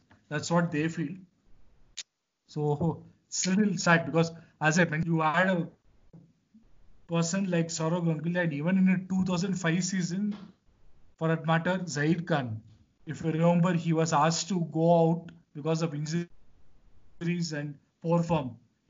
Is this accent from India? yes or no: yes; Bangalore, Karnataka, India; I am from Bangalore myself